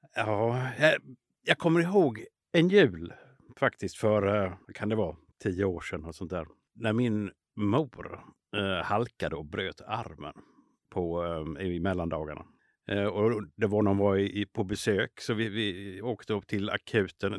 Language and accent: Swedish; Småland, Sweden; moved away; som smålänning eh, från början